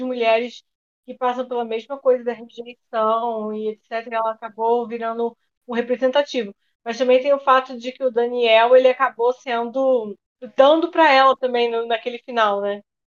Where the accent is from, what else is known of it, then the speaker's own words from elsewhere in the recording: Cabo Frio, Rio de Janeiro, Brazil; moved away; also born or lived in Belo Horizonte; nessa época eu morava em Belo Horizonte, mas eu sou de Cabo Frio